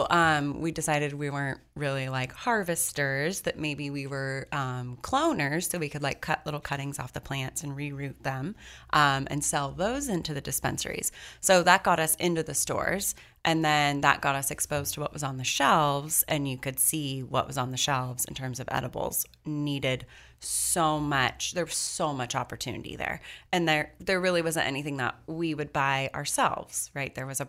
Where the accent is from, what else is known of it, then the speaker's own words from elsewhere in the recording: San Leandro, California, United States; started Kiva in our home kitchen in 2010 in the house I grew up in San Leandro, California, part of the East Bay area.